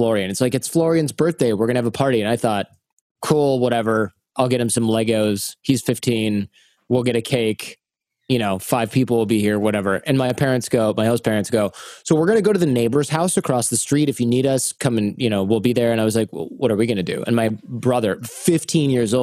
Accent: Michigan, United States; moved away; also born or lived in Mexico / Serbia / China; I grew up in Michigan

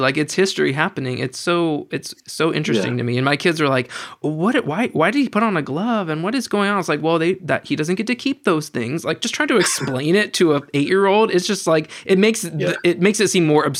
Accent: United States; I have a very different perspective as an American

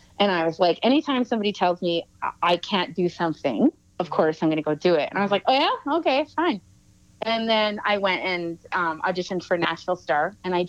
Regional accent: Salmon Arm, British Columbia, Canada; I'm also from Salmon Arm, BC.

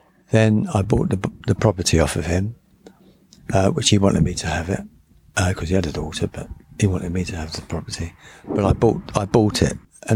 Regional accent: London, United Kingdom; born or raised there; also born or lived in Blackpool

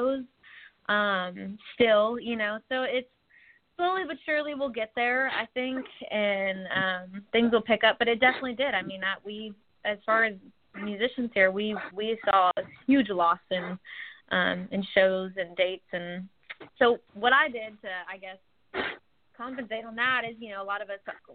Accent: Texas, United States; also born or lived in Tulsa, Oklahoma; now in Nashville, United States; I grew up in Texas and was born in Tulsa, Oklahoma, but I live in Nashville now

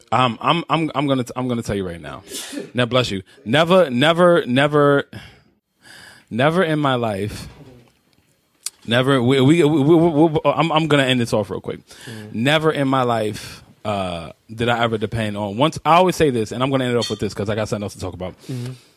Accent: New York City, New York, United States; I grew up in Spanish Harlem.

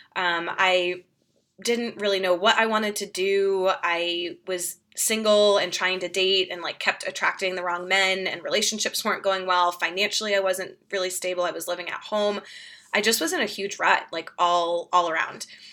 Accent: Boston, Massachusetts, United States; moved away as an adult; now in Denver, United States; I'm from Boston originally, so grew up outside of Boston

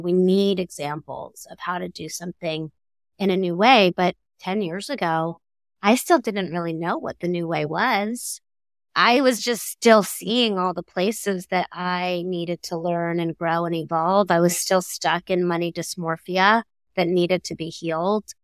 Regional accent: Miami, Florida, United States; I grew up in Miami

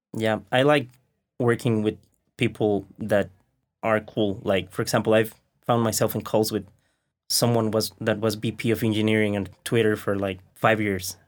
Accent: Mexico; English is a second language; we are from Mexico

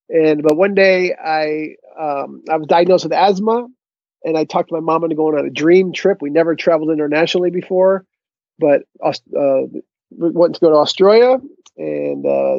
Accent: Connecticut, United States; I grew up in Connecticut.

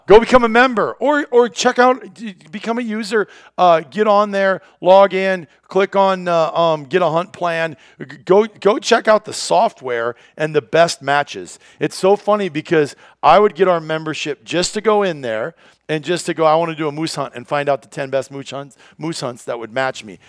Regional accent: Iowa, United States; moved away as an adult; also born or lived in Wisconsin / Minnesota; when I was a kid growing up in Iowa, our house was positioned where you walked out that farmhouse door

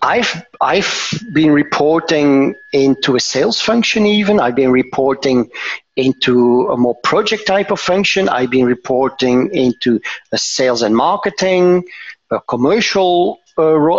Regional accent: Antwerp, Flanders, Belgium; moved away as an adult; now in Tervuren, Belgium; I'm originally from Antwerp, but I moved work-wise uh, to to uh, uh, this area.

